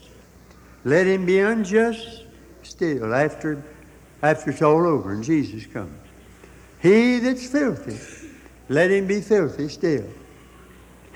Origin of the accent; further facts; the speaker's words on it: United States; as an American